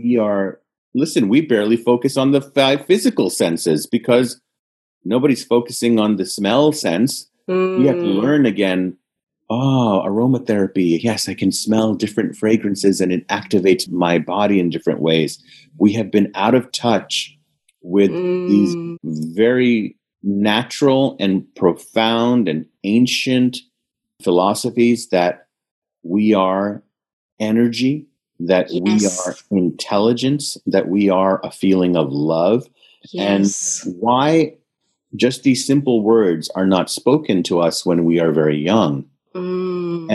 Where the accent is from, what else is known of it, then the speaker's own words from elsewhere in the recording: India; I'm Indian and my family's in India